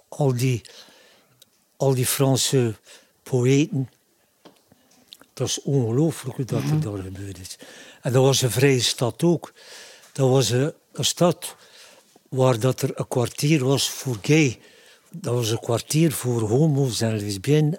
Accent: Ostend, Flanders, Belgium; Ik ben een Oostendenaar

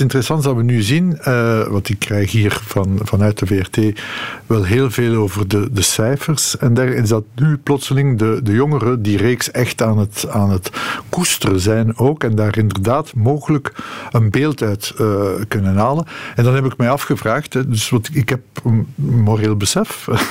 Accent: Molenbeek, Brussels-Capital Region, Belgium; Ik ben opgegroeid in Molenbeek.

